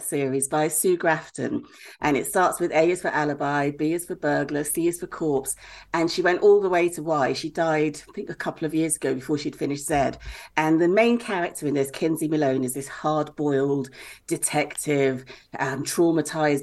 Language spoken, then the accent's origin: English; Lagos, Nigeria; also born or lived in Bristol; I was born in Bristol, but I grew up in Lagos, where books are really thin on the ground